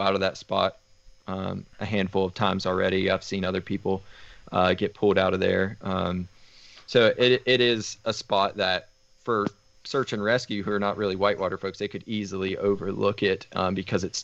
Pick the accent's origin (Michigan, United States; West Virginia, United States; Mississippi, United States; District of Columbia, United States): West Virginia, United States; I'm from West Virginia. I'm a native here.